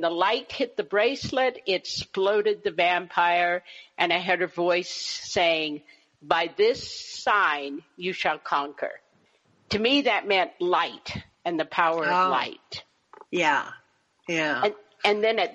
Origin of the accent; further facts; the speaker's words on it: Berkeley, California, United States; I grew up in Berkeley, California during the 1960s